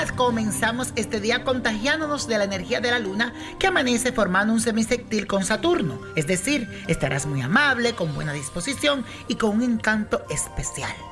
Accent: Venezuela; soy de Venezuela

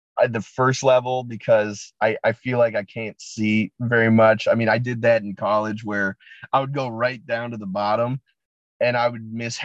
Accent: Chicago suburbs, Illinois, United States; moved away; I grew up in the Chicago suburbs.

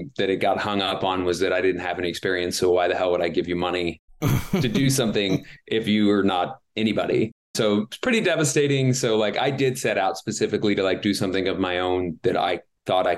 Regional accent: New Orleans, Louisiana, United States; now in Los Angeles, United States; I'm based in Los Angeles and I'm from New Orleans

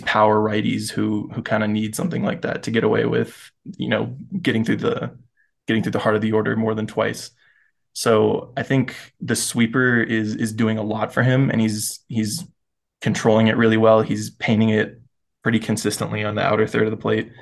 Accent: Florida, United States; I grew up in Florida, so closest team was the Rays

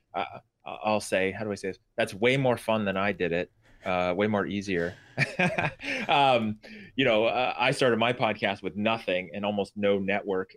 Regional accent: Bay Area, California, United States; moved away; also born or lived in eastern Washington; I grew up in the Bay Area in California

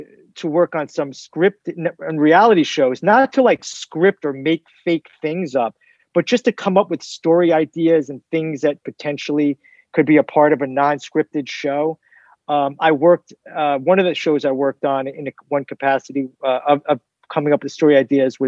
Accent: New York, United States; moved away as an adult; also born or lived in Syracuse, New York; now in Los Angeles, United States; I grew up in New York and went to Syracuse University

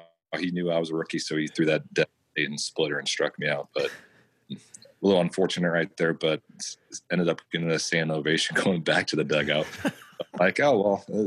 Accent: Lincoln, Nebraska, United States; moved away; also born or lived in Kansas City; I grew up in Lincoln, Nebraska

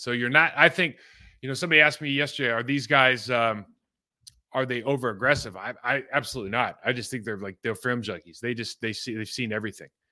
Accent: California, United States; moved away as an adult; I'm a California kid

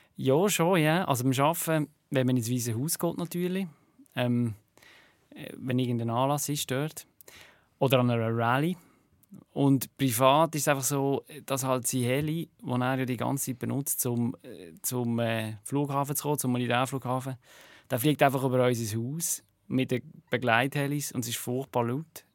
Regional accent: Switzerland; now in United States; hier in der Schweiz

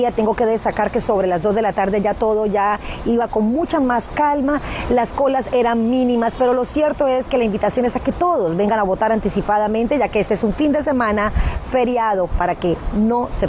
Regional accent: Colombia; now in United States; es la primera vez que como colombiana en 19 años trabajando en PISAS 23 Univisión veo unas votaciones anticipadas tan, tan aglomeradas

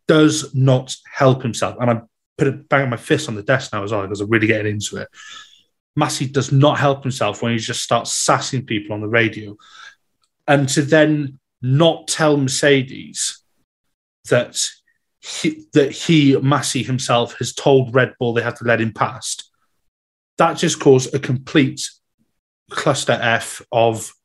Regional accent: Wales, United Kingdom; being Welsh

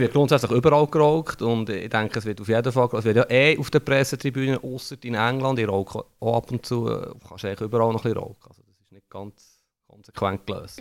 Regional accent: Bern, Switzerland; wo ich bin in den 80er Jahren aufgewachsen in Bern

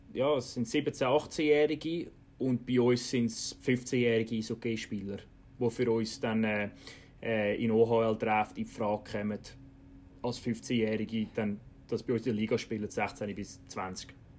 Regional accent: Switzerland; now in Canada; als Schweizer in der Canadian Hockey League

